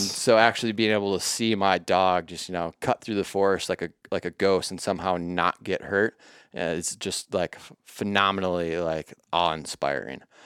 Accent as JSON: {"language": "English", "region": "southeastern Minnesota", "country": "United States", "tie": "born or raised there"}